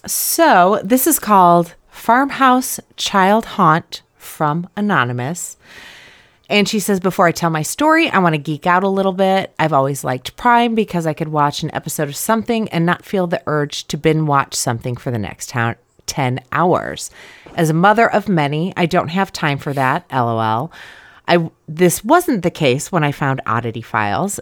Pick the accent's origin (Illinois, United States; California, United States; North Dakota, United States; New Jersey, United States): Illinois, United States; right outside of Chicago; I grew up right outside of Chicago